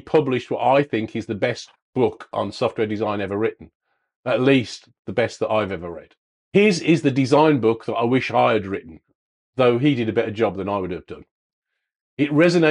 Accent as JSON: {"language": "English", "region": "England", "country": "United Kingdom", "said": "as we English would say"}